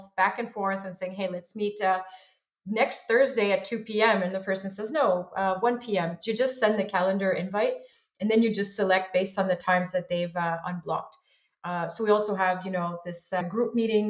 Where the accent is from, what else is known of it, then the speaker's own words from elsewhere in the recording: Montreal, Quebec, Canada; I'm originally from Montreal, Canada